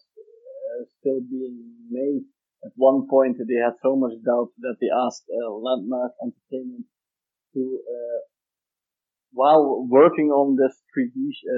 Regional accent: Netherlands; We're from the Netherlands

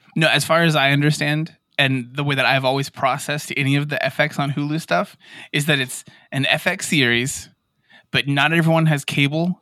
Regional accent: Yuma, Arizona, United States; all of us we're from Yuma, Arizona, which is right there by the reservation

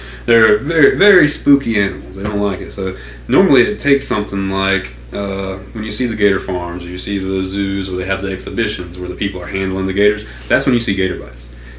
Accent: Stockton, California, United States; there's a 3,000-acre hunting club that I grew up on out in Stockton, my whole family

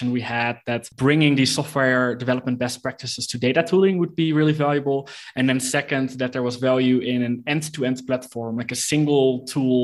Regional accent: Netherlands; moved away as an adult; now in Mexico City, Mexico; I'm from the Netherlands, but I live in Mexico City right now

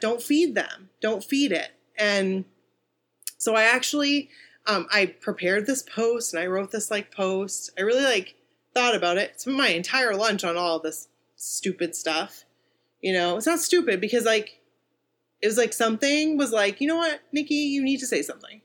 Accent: Bangor, Maine, United States; we're from Bangor.

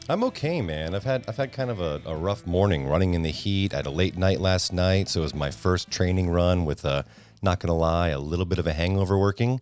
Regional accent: Fairfield County, Connecticut, United States; I grew up in Fairfield County, Connecticut

